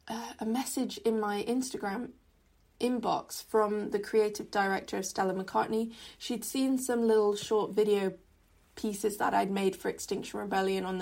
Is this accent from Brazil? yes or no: no; Hong Kong; growing up in Hong Kong, environmental issues were kind of talked about but not really at the fore of our curriculum